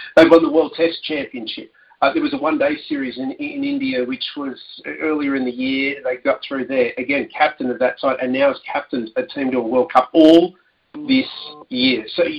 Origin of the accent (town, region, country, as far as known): Australia